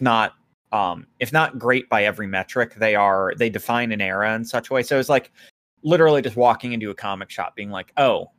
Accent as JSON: {"language": "English", "country": "United States", "said": "I'm American"}